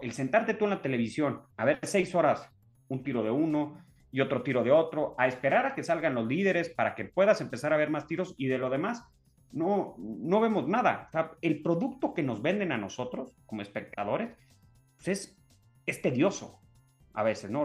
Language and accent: Spanish; Mexico; nosotros como mexicanos